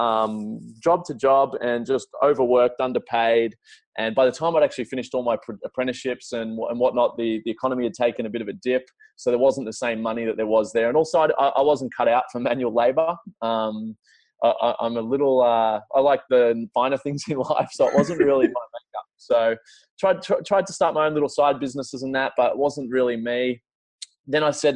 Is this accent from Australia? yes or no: yes; Melbourne, Victoria, Australia; I grew up in Melbourne, so south tip